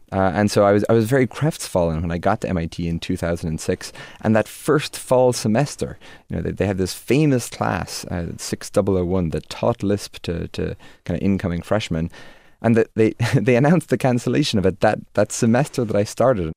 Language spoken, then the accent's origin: English; Dromineer, Munster, Ireland; moved away; also born or lived in Limerick, Ireland; when I was five or six, Dad decided to, to buy this, uh, very tiny hotel by the shores of Lochderg in Ireland, uh, in the village of Drummondir